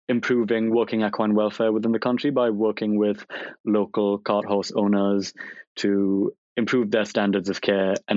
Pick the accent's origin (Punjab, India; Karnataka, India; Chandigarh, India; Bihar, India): Karnataka, India; Bangalore; moved away as an adult; now in London, United Kingdom; I moved to the UK from India because for as long as I can remember, I've wanted to study veterinary medicine.